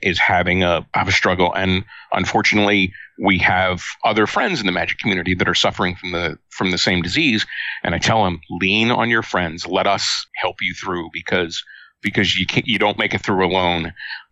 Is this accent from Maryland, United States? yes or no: yes; Baltimore, Maryland, United States; moved away as an adult; I grew up in Baltimore, Maryland, in the 1960s